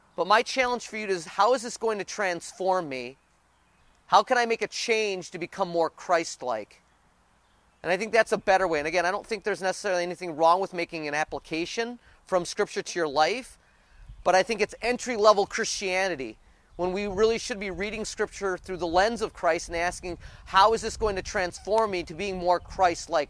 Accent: United States; our country

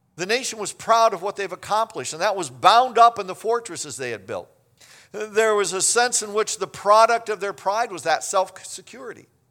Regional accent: Kansas, United States; I grew up in Kansas

